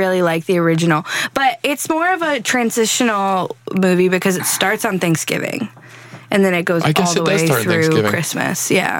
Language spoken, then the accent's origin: English; Chicago, Illinois, United States; Growing up in Chicago